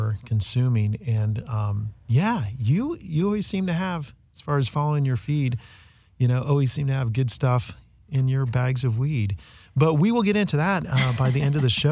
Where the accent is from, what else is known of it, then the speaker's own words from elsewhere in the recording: the Bay Area, California, United States; growing up in the Bay Area